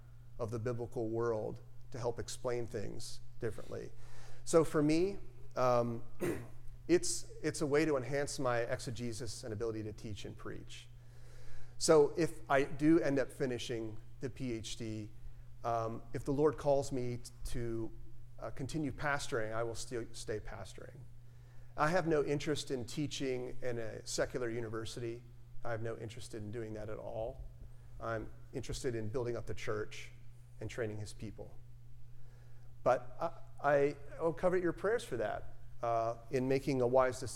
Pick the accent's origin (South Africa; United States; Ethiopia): United States; Tennessee; moved away; my home state is Tennessee and my family lives there